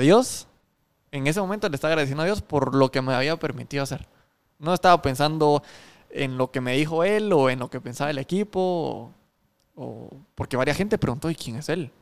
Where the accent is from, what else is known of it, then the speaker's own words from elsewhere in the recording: Guatemala; cuando decís que sos guatemalteco